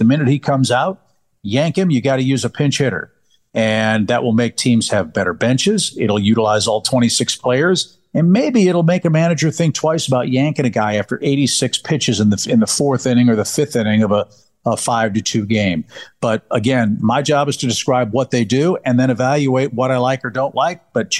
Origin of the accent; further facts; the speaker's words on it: St. Louis, Missouri, United States; I grew up in St. Louis watching Vince Coleman and Willie McGee steal 100 bases every year.